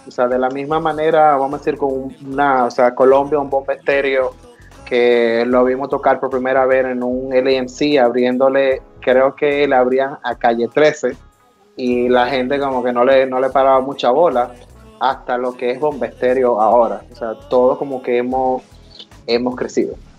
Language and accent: Spanish; Dominican Republic; now in United States; latino como yo, que nací en República Dominicana y emigré a los Estados Unidos